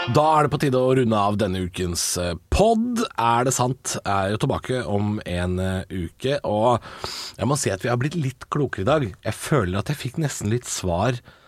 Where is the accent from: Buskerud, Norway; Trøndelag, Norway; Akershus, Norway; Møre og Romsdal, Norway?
Buskerud, Norway; Drammen; da jeg vokste opp i Drammen på 90-tallet